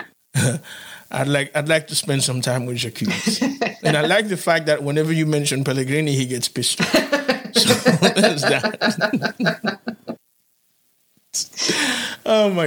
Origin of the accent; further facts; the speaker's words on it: Haiti; I'm from Haiti